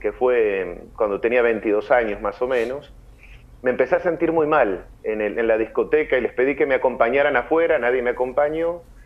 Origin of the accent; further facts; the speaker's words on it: Montevideo, Uruguay; moved away as an adult; now in San Luis, Argentina; soy de Montevideo, Uruguay, toda mi familia vive allá en Uruguay. Eh, bueno, allá me crié